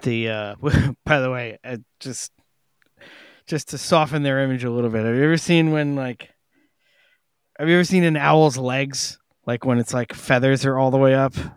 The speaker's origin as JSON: {"language": "English", "town": "New York City", "region": "New York", "country": "United States", "tie": "born or raised there", "said": "growing up on Staten Island"}